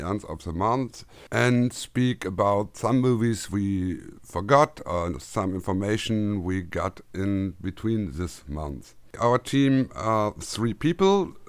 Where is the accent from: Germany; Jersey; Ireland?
Germany; accent: German; English is a second language; also born or lived in Düsseldorf; my German accent